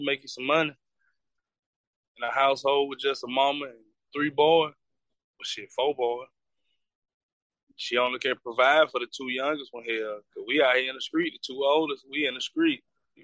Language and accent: English; Anniston, Alabama, United States; I'm from Anderson, Alabama. 30 years old